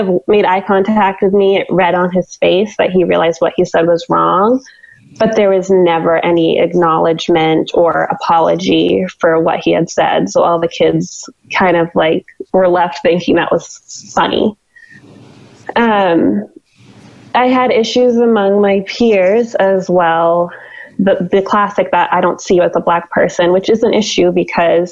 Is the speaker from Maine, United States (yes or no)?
yes; Western Maine, United States; I grew up in Western Maine, and I graduated Dirigo High School in 2008.